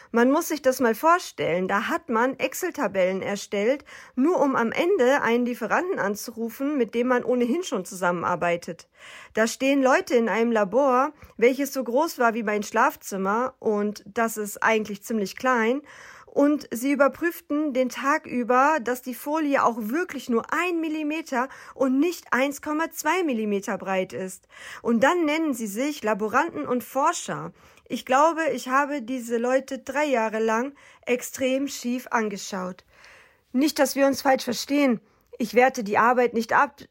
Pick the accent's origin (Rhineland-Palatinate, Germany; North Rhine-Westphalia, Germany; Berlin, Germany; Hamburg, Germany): North Rhine-Westphalia, Germany; Aufgewachsen bin ich in Nordrhein-Westfalen